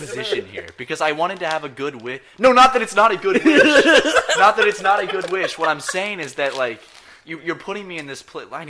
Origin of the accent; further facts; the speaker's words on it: the South, United States; I'm also from the South